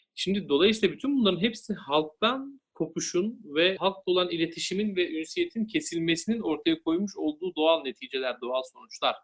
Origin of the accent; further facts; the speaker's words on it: Denizli, Turkey; ben Denizliliyim. Aslen de yürüyüm